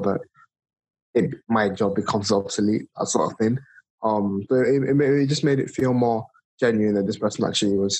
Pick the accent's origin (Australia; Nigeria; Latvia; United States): Nigeria; moved away as an adult; now in United Kingdom; I was born and raised in Nigeria, moved to the UK. This is just over a decade ago.